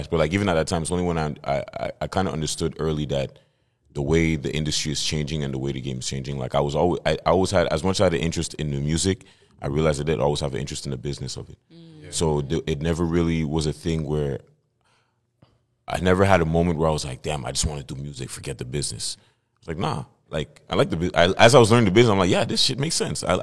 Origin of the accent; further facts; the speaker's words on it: Montreal, Quebec, Canada; Um, I'm from Montreal, born and raised. Uh, my blood, my family's from Cameroon, from the motherland